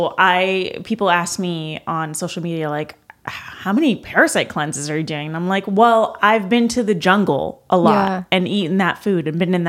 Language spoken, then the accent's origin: English; British Columbia, Canada; I am from British Columbia